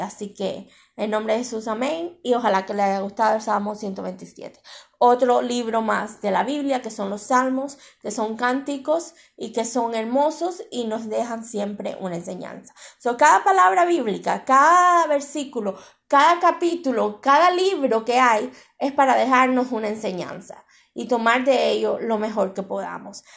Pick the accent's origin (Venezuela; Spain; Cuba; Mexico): Cuba; ya oré por mi tierra, ya oré por Cuba